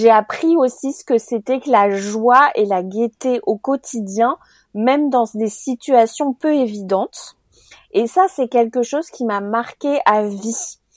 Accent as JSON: {"language": "French", "country": "Cameroon", "tie": "born or raised there", "also_born_or_lived": "other African countries", "said": "j'ai grandi en Afrique alors je dis en Afrique parce que j'ai grandi dans plusieurs pays d'Afrique, euh, dont principalement le Cameroun."}